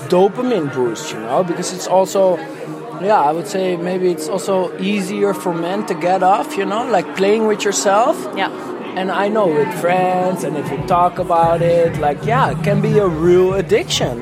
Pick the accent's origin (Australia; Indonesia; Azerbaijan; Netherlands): Netherlands; Amsterdam, North Holland; I'm from Amsterdam.